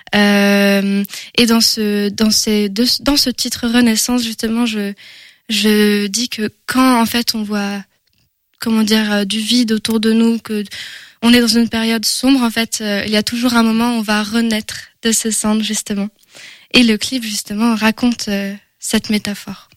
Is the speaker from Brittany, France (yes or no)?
no; Angers, Pays de la Loire, France; on me dit souvent que j'ai un accent, mais je suis bien française d'Angers